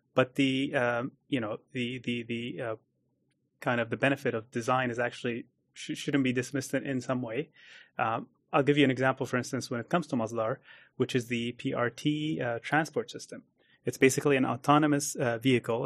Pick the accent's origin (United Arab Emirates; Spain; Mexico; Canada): United Arab Emirates; Abu Dhabi; also born or lived in United States; I grew up in Abu Dhabi